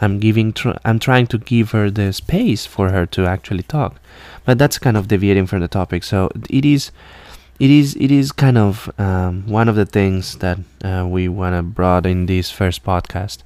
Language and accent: English; Colombia; English is a second language; moved away as an adult; now in Alabama, United States; I'm from Colombia originally, and I came to the U.S. around seven years ago